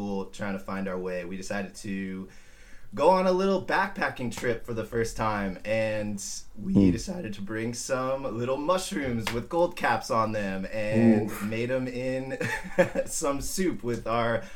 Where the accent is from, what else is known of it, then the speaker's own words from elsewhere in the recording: Simi Valley, California, United States; I am born and raised in Simi Valley